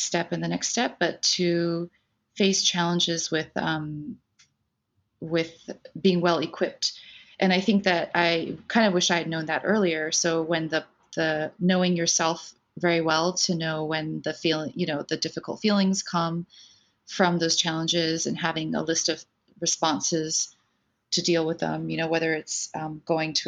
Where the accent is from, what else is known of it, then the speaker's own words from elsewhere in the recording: New Jersey, United States; also born or lived in Taipei, Taiwan; I was born in Taipei in Taiwan in the 70s, and my family immigrated to the United States when I was five, and we settled in New Jersey right outside of New York. And so I grew up on the East Coast